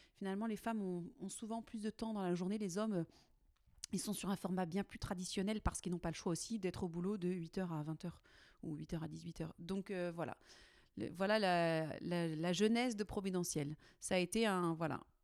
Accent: Nantes, Pays de la Loire, France; je suis nantaise d'origine. J'ai pas beaucoup changé de rocher.

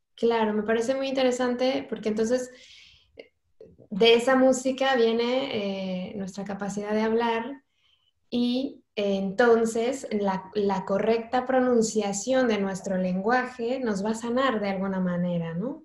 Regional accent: Mexico; now in Spain; yo soy mexicana

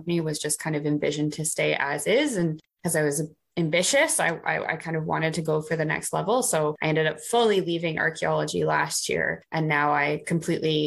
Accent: Canada; moved away as an adult; now in United Kingdom; I'm Canadian and I studied Near Eastern and Classical

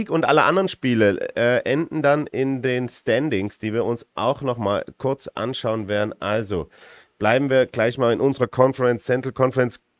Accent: Vienna, Austria; moved away as an adult; now in Tyrol, Austria

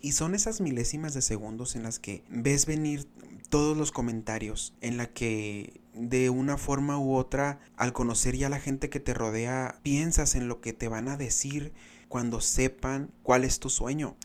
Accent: Benjamín Hill, Sonora, Mexico; yo vine de Benjamín Hermosillo a representar a mi pueblo orgullosamente

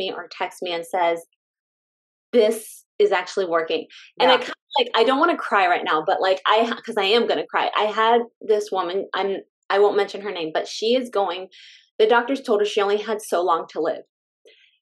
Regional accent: California, United States; moved away; we're from California. I'm just saying, we're from California

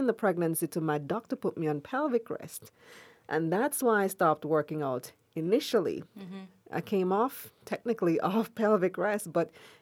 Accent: Belize; moved away; I'm from Belize mm-hmm. originally.

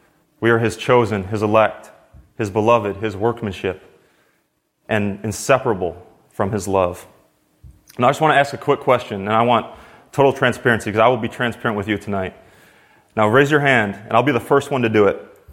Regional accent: Wisconsin, United States; now in Oakland, United States; So as Austin said … I come from Wisconsin, but I left my family back in Oakland.

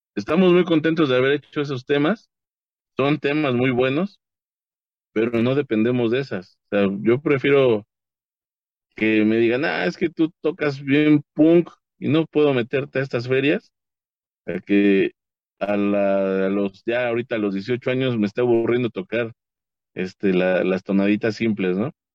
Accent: Nezahualcóyotl, State of Mexico, Mexico; yo soy de Nesa

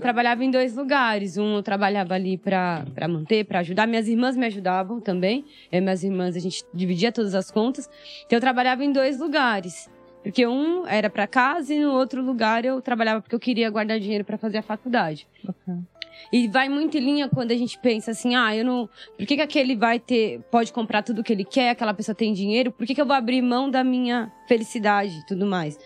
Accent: São Paulo, Brazil; also born or lived in Maranhão; Eu sou do Heliópolis, cresci... Heliópolis é uma das maiores comunidades aqui do Brasil. Uhum. Sim. Então cresci lá

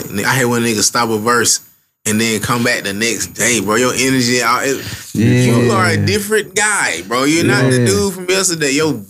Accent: Bessemer, Alabama, United States; It's like, bro, I'm from Bessemer, bro. A little nigga from the hill, bro. Red, dirt ass.

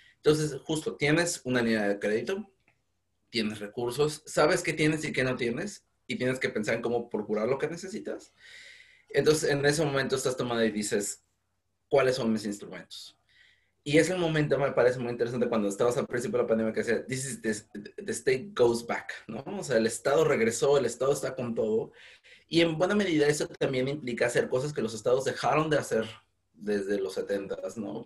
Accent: Mexico; now in United Kingdom; mi experiencia binacional como ciudadano mexicano que está en Reino Unido

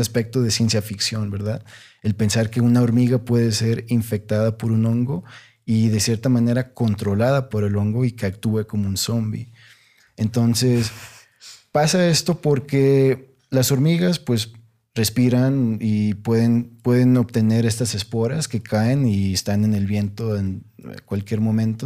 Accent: Monterrey, Nuevo León, Mexico; yo crecí en Monterrey, una ciudad, o sea, grandísima, muy urbana

